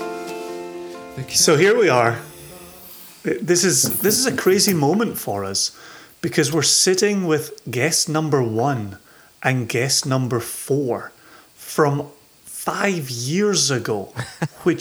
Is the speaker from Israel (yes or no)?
no; Ayrshire, Scotland, United Kingdom; I grew up in Ayrshire